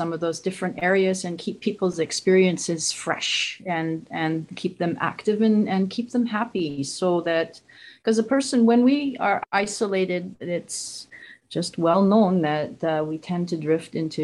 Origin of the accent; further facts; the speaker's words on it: Vancouver, British Columbia, Canada; also born or lived in Fraser Valley; I'm from here. I'm from Vancouver area. I'm living out in the Fraser Valley, Vancouver area, BC, Canada